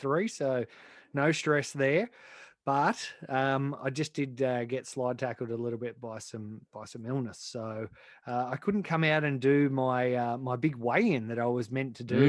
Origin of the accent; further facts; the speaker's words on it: New South Wales, Australia; when I was a kid growing up in New South Wales